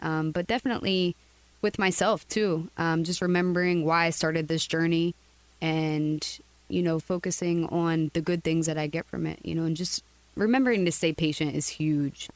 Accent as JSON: {"language": "English", "town": "Reading", "region": "Pennsylvania", "country": "United States", "moved": "as an adult", "lives_now": "Coconut Creek, United States", "said": "I am from Reading, Pennsylvania."}